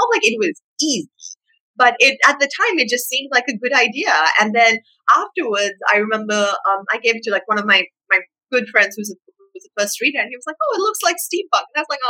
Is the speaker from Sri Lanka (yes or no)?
yes; Sri Lanka; growing up in Sri Lanka, I didn't have a ton of access to, I think, more American titles. Like, growing up, we read a whole lot of Enid Blyton in Sri Lanka.